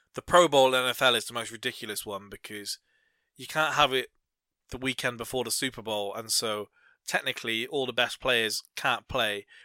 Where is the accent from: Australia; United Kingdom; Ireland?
United Kingdom; England; we kind of being English